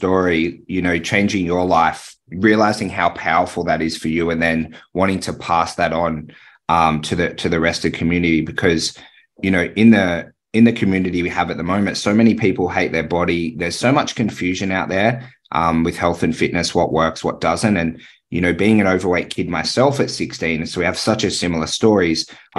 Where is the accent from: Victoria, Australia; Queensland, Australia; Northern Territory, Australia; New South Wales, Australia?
New South Wales, Australia; Tamworth; I know I used to play rugby league in Taree. I grew up in Tamworth.